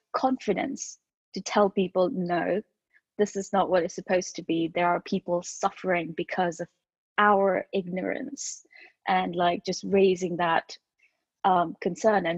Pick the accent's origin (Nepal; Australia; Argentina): Nepal; now in United Kingdom; I come from Nepal